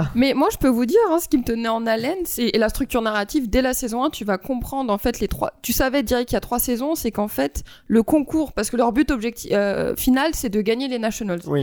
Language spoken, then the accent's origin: French; France; en tant que française